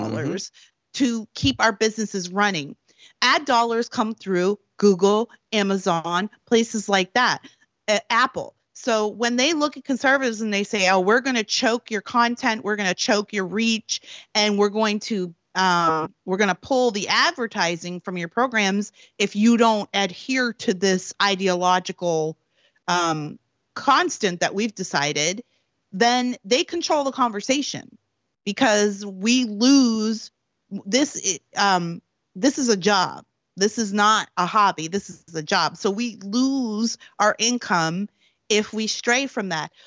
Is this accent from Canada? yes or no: yes; Prince Edward Island, Canada; born or raised there; moved away as an adult; also born or lived in Washington, D.C.; now in California, United States